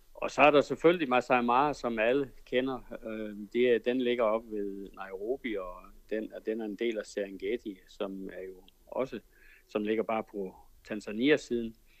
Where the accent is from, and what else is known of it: Denmark; moved away as an adult; now in Kenya